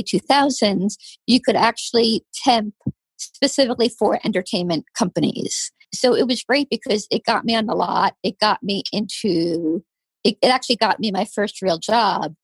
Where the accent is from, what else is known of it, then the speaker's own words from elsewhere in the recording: New Jersey, United States; moved away as an adult; also born or lived in Los Angeles / Syracuse; now in New York, United States; I grew up in New Jersey